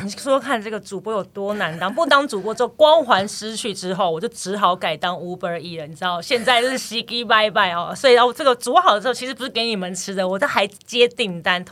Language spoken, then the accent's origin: Chinese; Kaohsiung, Taiwan; now in Taipei, Taiwan; 慢慢当然也是上来台北，因为我其实是高雄人嘛